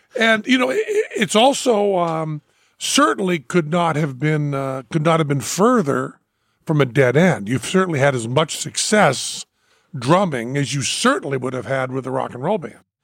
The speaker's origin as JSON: {"language": "English", "town": "Greenfield", "region": "Massachusetts", "country": "United States", "tie": "born or raised there"}